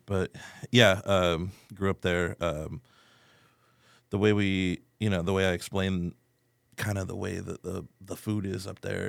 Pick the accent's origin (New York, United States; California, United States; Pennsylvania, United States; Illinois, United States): Pennsylvania, United States; Erie; moved away as an adult; now in San Antonio, United States; I am originally from Erie, Pennsylvania